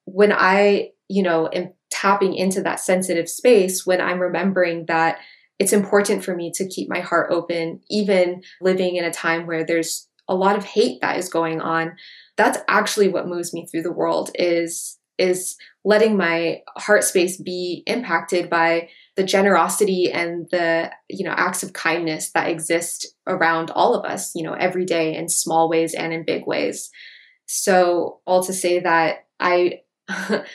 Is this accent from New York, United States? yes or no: no; Hawaiian Islands, United States; Growing up in the Hawaiian Islands